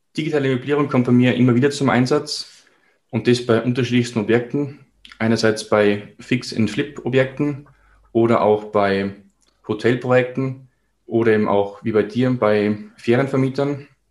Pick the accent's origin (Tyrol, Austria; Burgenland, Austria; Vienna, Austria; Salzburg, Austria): Salzburg, Austria; Ich komme aus Salzburg, somit aus Österreich